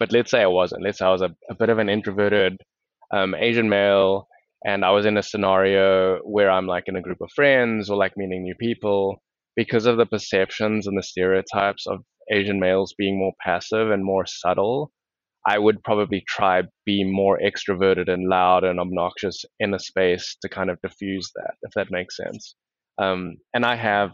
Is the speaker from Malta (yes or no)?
no; South Africa; now in United States; how I was treated growing up in South Africa